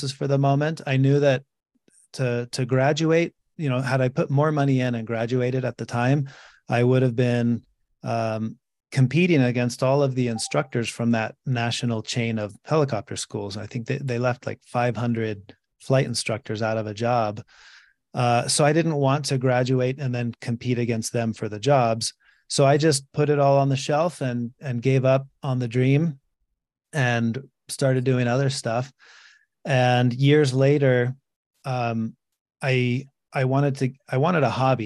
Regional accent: Mexico; moved away; I grew up in Mexico

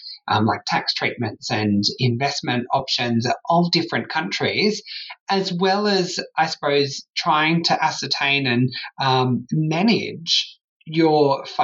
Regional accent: Sydney, New South Wales, Australia; now in Perth, Australia; I moved from Sydney to Perth.

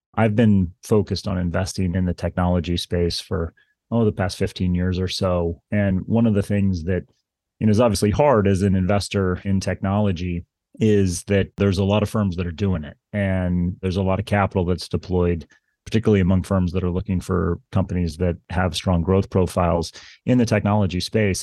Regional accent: Kansas City, United States; moved away as an adult; now in Princeton, United States; I grew up in Kansas City, as I mentioned, and my family would drive across the state of Kansas

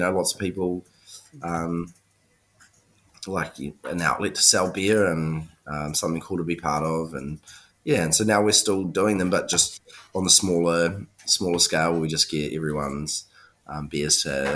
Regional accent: New Zealand; now in Melbourne, Australia; I'm from New Zealand.

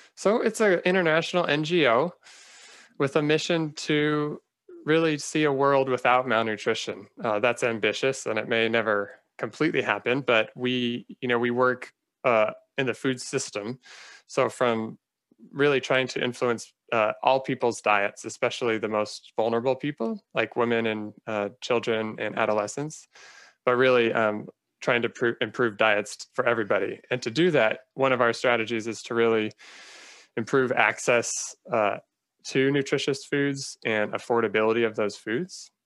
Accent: Phoenix, Arizona, United States; moved away as an adult; also born or lived in Northern California / Los Angeles; now in Silver Spring, United States; I grew up in Phoenix, Arizona.

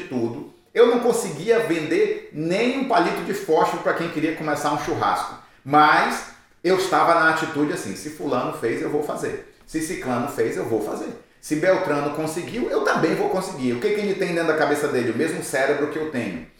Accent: Brazil; moved away; eu sou brasileiro

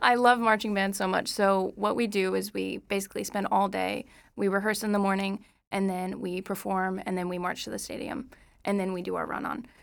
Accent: Moore, Oklahoma, United States; I'm from Moore, Oklahoma

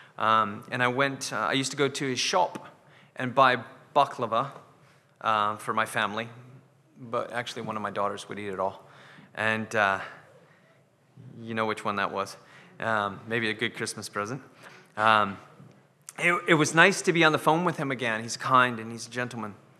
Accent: United States; now in Scotland, United Kingdom; I'm American

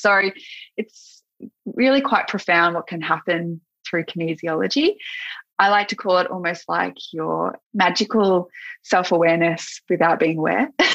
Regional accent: Gippsland, Victoria, Australia; moved away; I'm from Gippsland

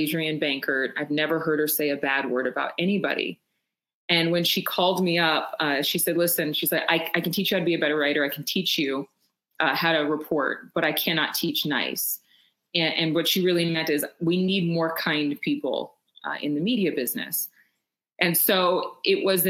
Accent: Sacramento, California, United States; moved away as an adult; also born or lived in Los Angeles / Dallas; I actually ended up in my hometown of the Sacramento area

